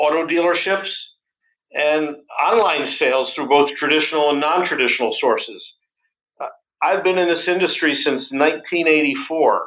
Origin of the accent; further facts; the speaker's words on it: United States; being in this role as an American